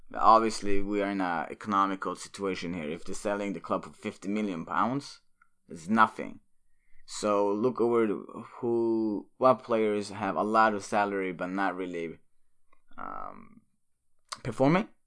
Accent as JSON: {"language": "English", "town": "Örebro", "region": "Örebro County", "country": "Sweden", "tie": "born or raised there", "moved": "yes", "said": "Örebro, my hometown in Sweden"}